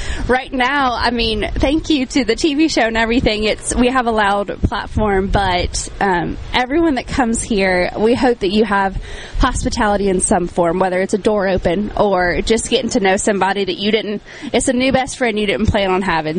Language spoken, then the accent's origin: English; Nashville, Tennessee, United States; moved away as an adult; also born or lived in Franklin, Tennessee; now in Laurel, United States; I'm from Nashville